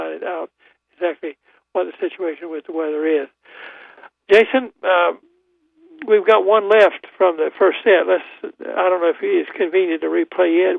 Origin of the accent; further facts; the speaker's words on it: Goldsboro, North Carolina, United States; also born or lived in Raleigh; I'm from Goldsboro